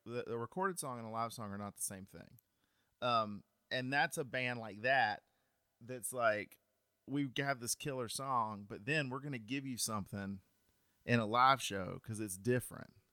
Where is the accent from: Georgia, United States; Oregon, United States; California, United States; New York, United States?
Georgia, United States; Cartersville; I am from Cartersville, Georgia